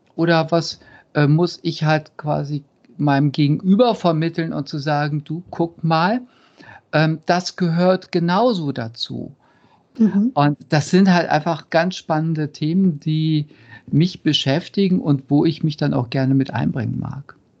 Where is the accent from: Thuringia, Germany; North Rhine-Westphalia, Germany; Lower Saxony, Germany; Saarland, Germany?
North Rhine-Westphalia, Germany; Cologne; ich komme aus Köln